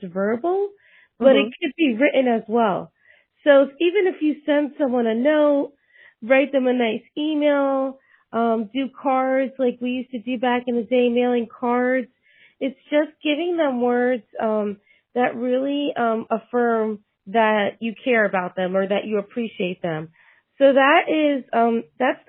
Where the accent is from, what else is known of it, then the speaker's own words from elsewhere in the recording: Puerto Rico; also born or lived in New York; now in Tennessee, United States; I was born in New York, raised in Puerto Rico.